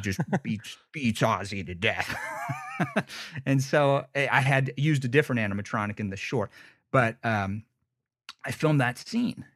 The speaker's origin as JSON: {"language": "English", "country": "United States", "tie": "born or raised there", "said": "I'm from Lake Tahoe"}